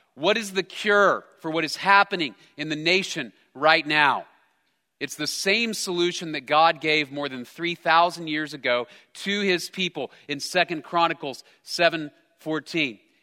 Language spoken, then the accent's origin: English; United States; I'm an American